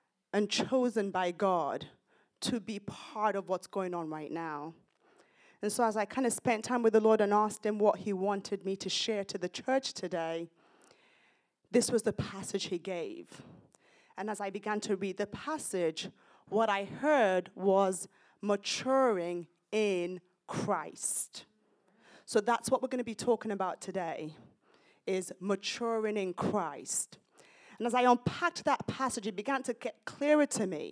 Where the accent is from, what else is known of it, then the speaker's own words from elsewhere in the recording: United Kingdom; also born or lived in Nigeria; now in United States; I'm British, Nigerian origin, but I'm British